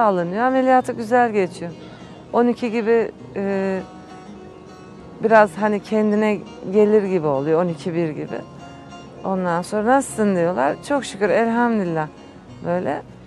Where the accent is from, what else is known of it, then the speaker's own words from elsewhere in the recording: Istanbul, Turkey; ben doğma büyüme İstanbul.